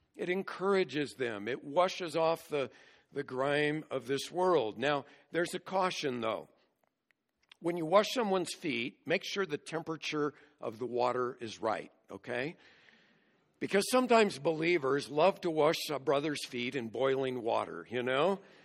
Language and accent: English; United States; as American Christians